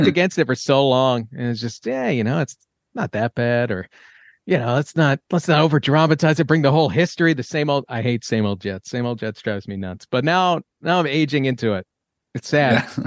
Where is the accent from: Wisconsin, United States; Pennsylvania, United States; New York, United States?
New York, United States; I grew up in New York